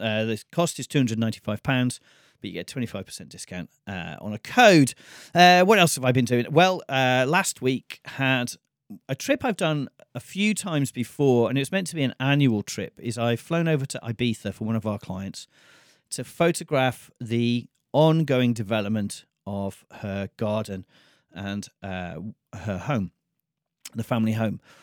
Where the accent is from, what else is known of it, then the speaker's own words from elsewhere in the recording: United Kingdom; I come from Britain